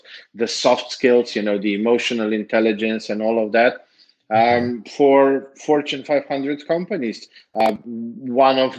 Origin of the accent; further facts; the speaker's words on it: Slovenia; moved away as an adult; now in Serbia; I am from Slovenia. I moved 3.5 years ago to Serbia